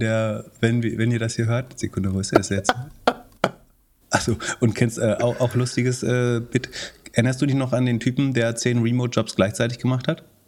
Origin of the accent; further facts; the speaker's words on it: Mecklenburg-Vorpommern, Germany; ich habe mir tatsächlich, tatsächlich drei Autohäuser in Mecklenburg-Vorpommern besessen